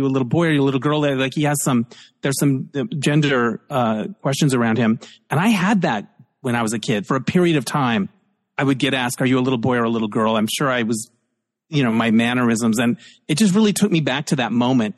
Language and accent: English; Holbrook, Arizona, United States; moved away; I grew up in Holbrook near Winslow